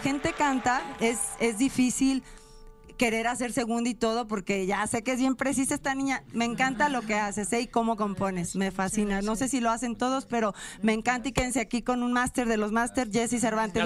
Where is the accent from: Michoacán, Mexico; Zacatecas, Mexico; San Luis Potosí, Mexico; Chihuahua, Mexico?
San Luis Potosí, Mexico; San Luis Potosí, mi tierra natal